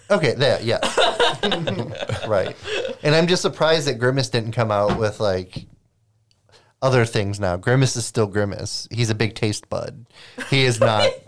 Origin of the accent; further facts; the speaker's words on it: Lake Michigan, Midwest, United States; I grew up on Lake Michigan.